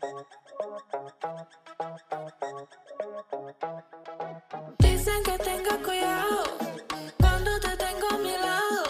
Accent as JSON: {"language": "English", "town": "Kansas City", "country": "United States", "said": "I'm from Kansas City."}